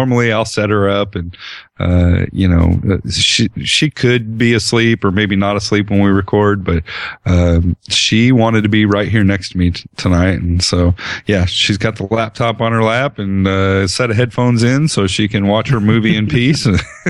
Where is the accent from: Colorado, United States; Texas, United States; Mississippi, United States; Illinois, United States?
Colorado, United States; I spent a little bit of time growing up in Colorado, and this just doesn't seem that cold to me